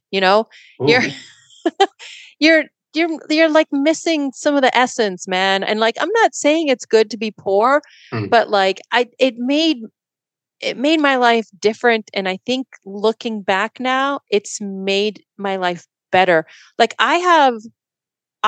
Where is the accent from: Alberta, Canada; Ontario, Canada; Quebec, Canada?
Alberta, Canada; Edmonton; now in San Jose, United States; I grew up in West Edmonton and there was a casino in the mall.